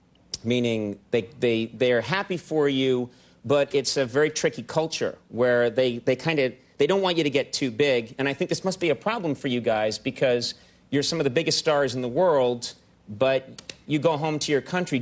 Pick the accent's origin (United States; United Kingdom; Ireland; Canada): Ireland; being an Irish person